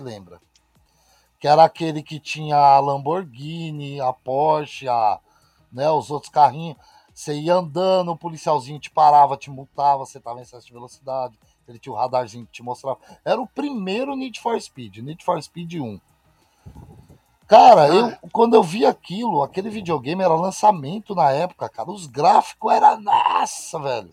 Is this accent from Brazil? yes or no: yes; Osasco, São Paulo, Brazil; also born or lived in Itapetininga; now in Granja Viana, Brazil; Sou, minha cidade natal é Osasco. Sou, nasci em ah, Osasco